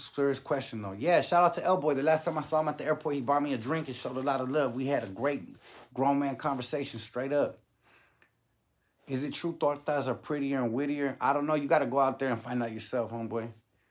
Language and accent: English; Whittier, California, United States; born there; I was born in Whittier. What you talk about Whittier High?